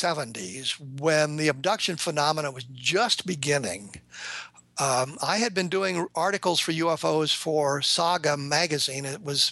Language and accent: English; Denver, Colorado, United States; the Denver Broncos, my home team, I grew up in Denver